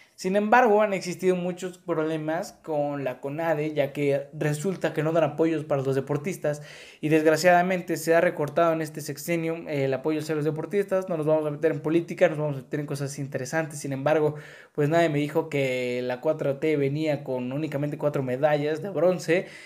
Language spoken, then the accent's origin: Spanish; Mexico; así somos los mexicanos